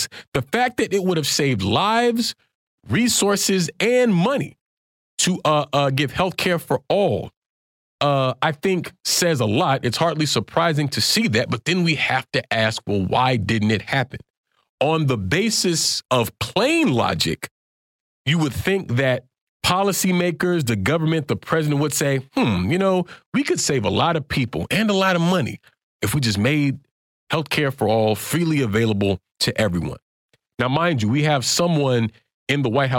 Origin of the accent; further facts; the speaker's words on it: Pensacola, United States; now in Washington, D.C., United States; my hometown of Pensacola, Alabama